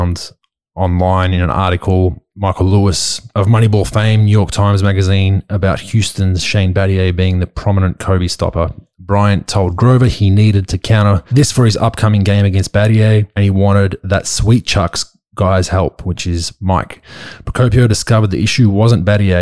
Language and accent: English; Australia; accent: Australian; moved away; my Australian accent